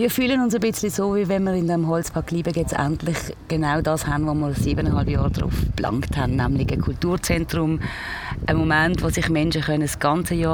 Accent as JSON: {"language": "German", "town": "Pratteln", "region": "Basel-Landschaft", "country": "Switzerland", "tie": "born or raised there", "said": "ich kann auch richtig Basel bieten, weil ich bin in Bratelen aufgewachsen"}